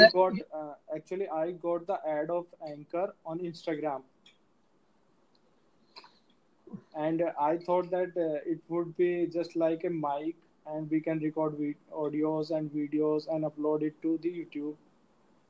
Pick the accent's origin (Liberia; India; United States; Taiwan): India; I'm from India